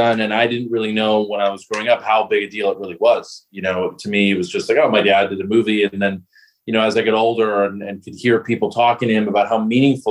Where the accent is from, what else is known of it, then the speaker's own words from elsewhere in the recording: Los Angeles, California, United States; born in LA, grew up in the Valley